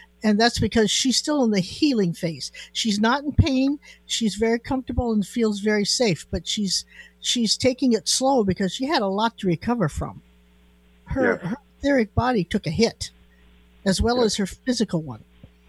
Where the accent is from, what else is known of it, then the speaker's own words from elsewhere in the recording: Chelan, Washington, United States; born there; You know, I was born in Chelan, you know.